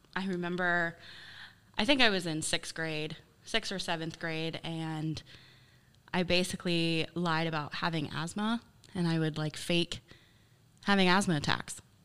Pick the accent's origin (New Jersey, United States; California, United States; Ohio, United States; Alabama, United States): Ohio, United States; Baltic; also born or lived in Dover, Ohio; I grew up in Baltic. I lived there until I was eighteen